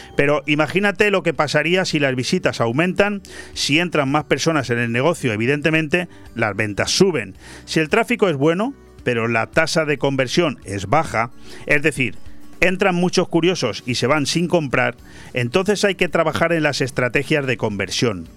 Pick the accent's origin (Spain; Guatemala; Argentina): Spain; Benidorm, Valencian Community; todos los que hemos nacido y somos de Benidorm